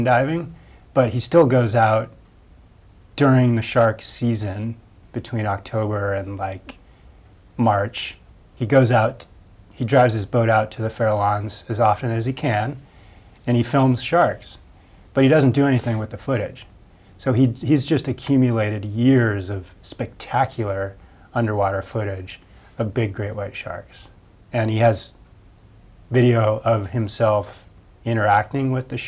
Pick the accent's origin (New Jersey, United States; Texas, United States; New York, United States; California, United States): California, United States; Point Reyes; I grew up in Point Reyes, where Ron has lived for the past 20 plus years